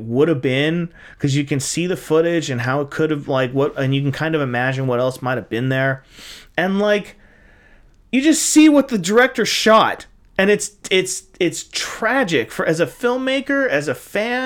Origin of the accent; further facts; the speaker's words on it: United States; as an American